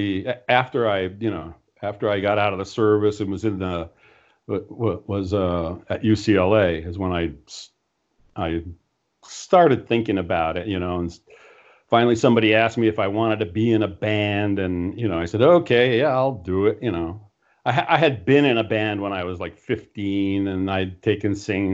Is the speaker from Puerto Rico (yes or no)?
yes; Puerto Rico; growing up in Puerto Rico is kind of interesting